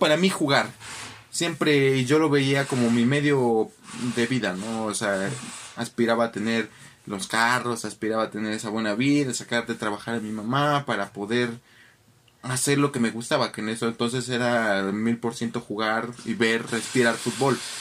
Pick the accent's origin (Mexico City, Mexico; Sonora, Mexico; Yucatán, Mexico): Mexico City, Mexico; Saben que no vengo de Polanco, de las Águilas, de Santa Fe. Yo vengo del barrio totalmente, soy del Arenal